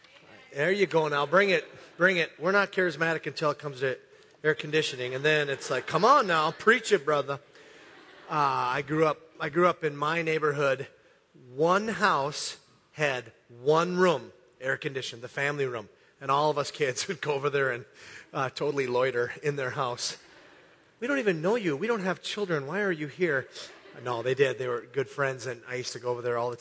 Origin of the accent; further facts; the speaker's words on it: Hibbing, Minnesota, United States; St. Louis County Fair in my hometown, Hibbing, Minnesota